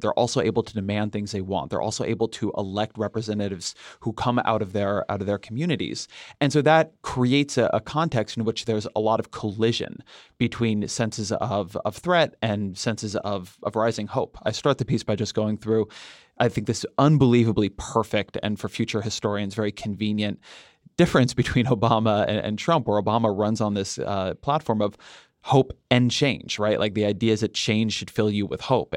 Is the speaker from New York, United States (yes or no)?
no; California, United States; I'm a Californian